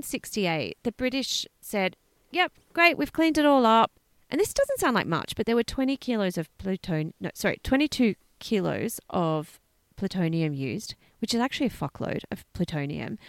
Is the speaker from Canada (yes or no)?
no; Australia; growing up in Australia